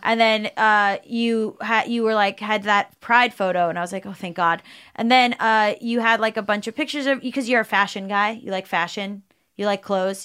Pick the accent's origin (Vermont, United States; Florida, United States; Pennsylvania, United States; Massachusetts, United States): Florida, United States; South; we grew up in South Florida